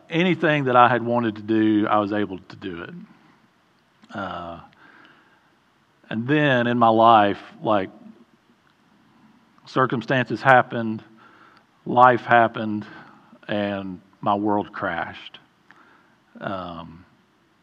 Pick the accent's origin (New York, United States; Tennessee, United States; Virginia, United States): Tennessee, United States; Mount Juliet; I grew up mostly here in Mount Juliet. Went to Mount Juliet Elementary, Mount Juliet Junior High, Mount Juliet High School